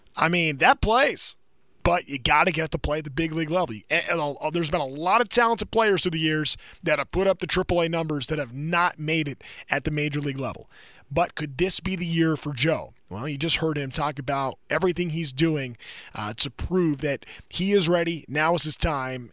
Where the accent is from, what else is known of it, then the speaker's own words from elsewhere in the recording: Anaheim, California, United States; also born or lived in Fullerton / Orange; I was born um, in Fullerton. I grew up in Anaheim.